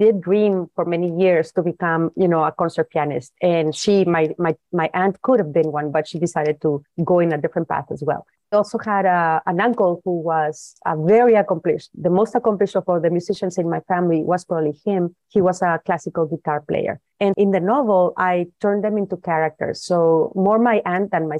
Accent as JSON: {"language": "English", "town": "Guadalajara", "region": "Jalisco", "country": "Mexico", "tie": "born or raised there", "said": "I was born and raised in Guadalajara"}